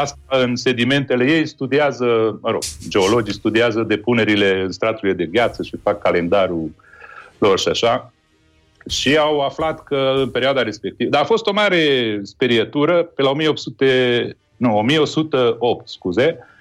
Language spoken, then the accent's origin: Romanian; Târgu Mureș, Mureș County, Romania; now in Bucharest, Romania; eu trăiesc la București, dar sunt din Târgu Mureș